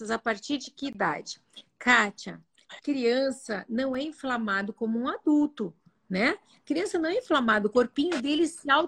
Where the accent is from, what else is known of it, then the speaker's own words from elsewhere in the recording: Italy; Eu, como sou italiana, adoro uma pizza.